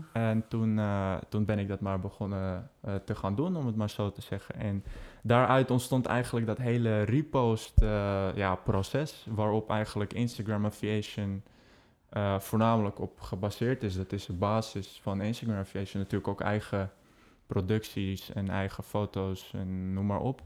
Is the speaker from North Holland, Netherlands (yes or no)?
yes; Amsterdam, North Holland, Netherlands; now in Tilburg, Netherlands; Ik kom uit Amsterdam. Ik woon momenteel dus in Tilburg.